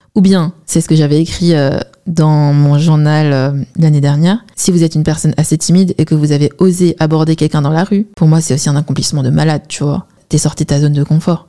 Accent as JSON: {"language": "French", "country": "China", "said": "Je suis chinoise"}